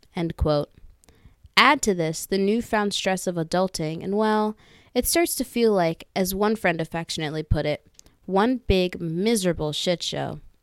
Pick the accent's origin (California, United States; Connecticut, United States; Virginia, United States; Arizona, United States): Virginia, United States; Northern; also born or lived in Philadelphia; I was born and raised in Northern Virginia, but I spent the last four years in one of the greatest cities ever, Philadelphia